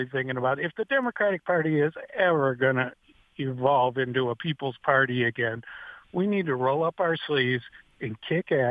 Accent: Detroit, Michigan, United States; now in Romulus, United States; I'm from Detroit

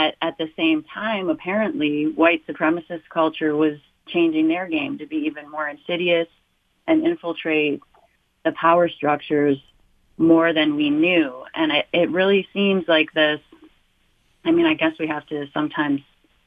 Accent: Melvindale, Michigan, United States; growing up in Metro Detroit and Melvindale

